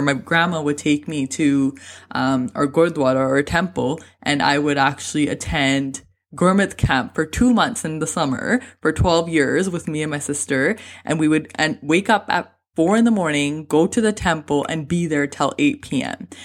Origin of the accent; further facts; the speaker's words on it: Canada; I was born and raised in Canada